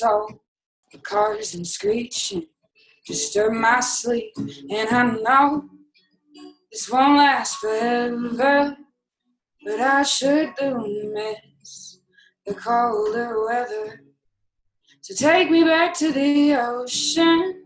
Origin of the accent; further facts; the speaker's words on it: Homer, Alaska, United States; moved away as an adult; now in Austin, United States; I loved growing up in Homer